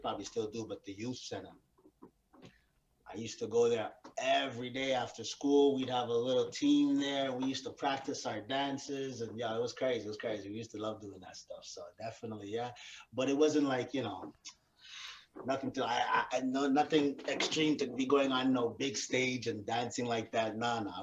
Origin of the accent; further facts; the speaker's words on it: Montreal, Quebec, Canada; I grew up in Park X. That's where I grew up. Originally, I'm from Park X